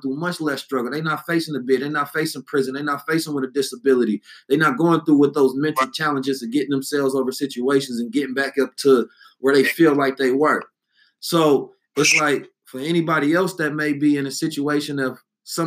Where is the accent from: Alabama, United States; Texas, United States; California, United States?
California, United States; Oakland; I'm from the Bay and know I'm from Oakland